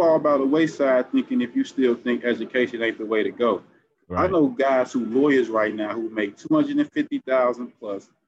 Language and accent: English; Gary, Indiana, United States; also born or lived in Marshalltown; I'm from Gary